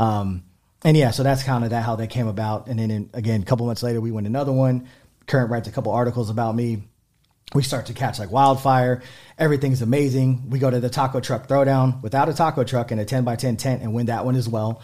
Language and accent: English; San Antonio, Texas, United States; also born or lived in Houston; my parents are from San Antonio as well. Um, yeah, I mean, I love San Antonio. I grew up